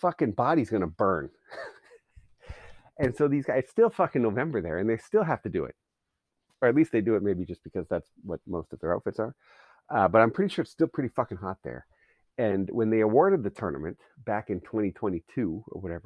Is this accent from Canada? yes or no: yes; Canada